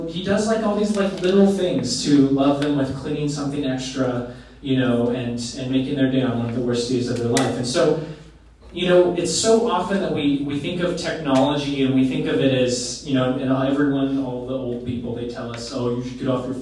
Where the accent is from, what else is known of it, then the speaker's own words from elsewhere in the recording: Oregon, United States; I grew up in Oregon